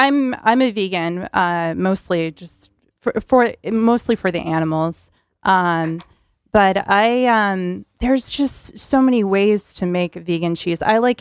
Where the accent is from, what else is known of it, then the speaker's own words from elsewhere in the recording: New Hampshire, United States; I have people coming from New Jersey, New York, Massachusetts, and New Hampshire, my hometown.